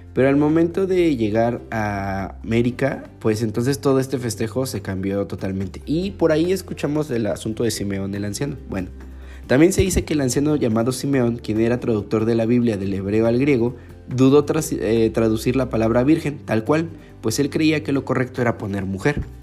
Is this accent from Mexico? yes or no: yes; Mexico; cultura como mexicanos